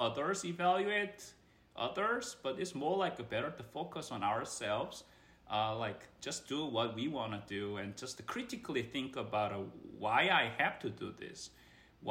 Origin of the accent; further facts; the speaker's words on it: South Korea; moved away as an adult; now in United States; I am from Korea, which is Asian culture, very competitive. My compatriots are very similarly tough folks in that sense. So I grown up in and educated in my early part of my part there